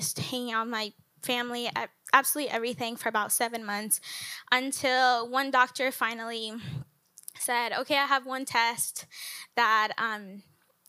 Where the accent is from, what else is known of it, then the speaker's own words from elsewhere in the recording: Colombia; moved away as an adult; now in United States; I am from Colombia